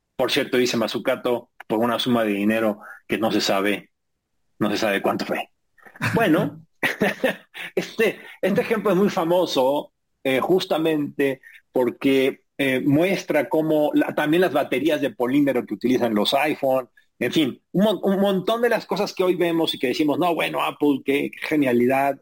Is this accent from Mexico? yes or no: yes; Mexico